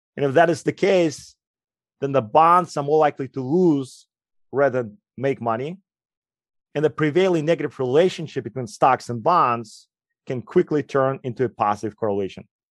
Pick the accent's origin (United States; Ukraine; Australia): Ukraine; English is a second language; moved away; also born or lived in Moscow; As you will quickly notice, I have an accent. I grew up in Ukraine